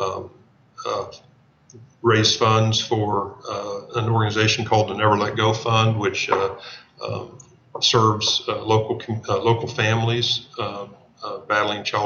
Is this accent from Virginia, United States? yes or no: no; a town not far from Emporia, Kansas, United States; I grew up in a town not far from here